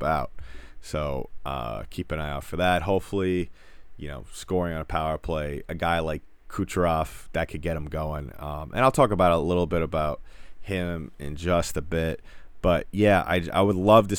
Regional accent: New York, United States; I'm from New York

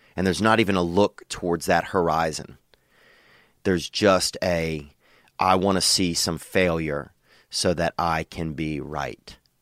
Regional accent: Louisiana, United States; moved away as an adult; now in Los Angeles, United States; I love Louisiana. I love my home state

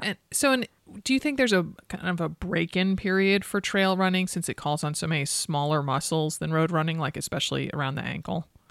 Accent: East Coast, United States; moved away; I grew up on the East Coast

